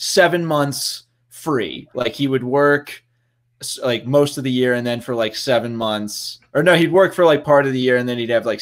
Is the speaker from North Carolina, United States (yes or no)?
no; New Jersey, United States; I'm also from Jersey. My whole family is from Jersey originally.